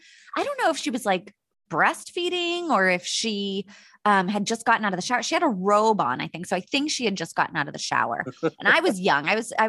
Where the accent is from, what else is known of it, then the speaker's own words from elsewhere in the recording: United States; born there; Which is odd since I'm born American, but it's just something that slips out and I can't control it.